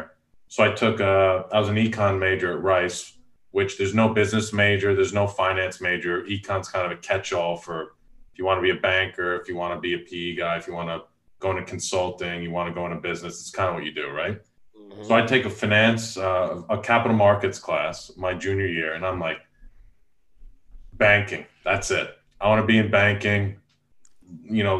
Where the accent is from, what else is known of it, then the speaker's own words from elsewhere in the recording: Long Island, New York, United States; moved away; I grew up in Long Island, New York, was a golfer in a golfing family